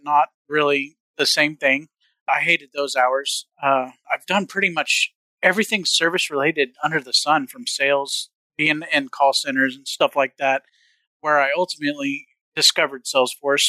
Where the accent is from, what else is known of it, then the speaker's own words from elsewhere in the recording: Southern Missouri, United States; I come from Southern Missouri